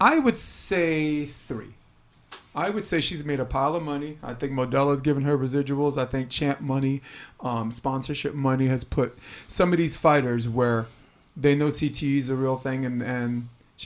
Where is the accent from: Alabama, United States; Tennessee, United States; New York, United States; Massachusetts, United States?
New York, United States; now in California, United States; I live in California. I'm from New York.